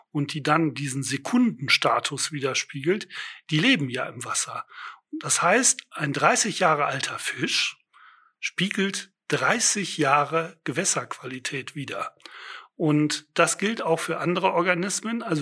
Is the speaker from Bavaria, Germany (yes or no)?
no; Düsseldorf, North Rhine-Westphalia, Germany; Also ich bin am Rhein auch aufgewachsen und äh, kenne den Rhein begleitet von großen Schaumbergen äh, in Düsseldorf, Benrath und Urdenbach.